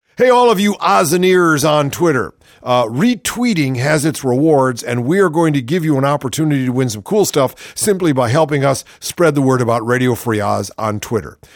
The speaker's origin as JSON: {"language": "English", "region": "Ohio", "country": "United States", "tie": "born or raised there", "said": "From my home state, oh, just just makes me so embarrassed to be a Buckeye"}